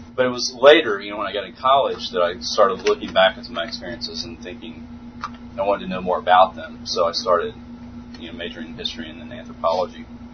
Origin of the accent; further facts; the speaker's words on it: Mississippi, United States; now in Georgia, United States; We played the Choctaw rules because I'm from Mississippi, and that's what I knew.